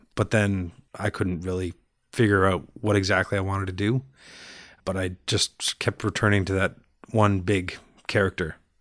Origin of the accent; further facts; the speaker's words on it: Brampton, Ontario, Canada; also born or lived in Montreal / Toronto; now in Pickering, Canada; Started in Montreal and then moved to Brampton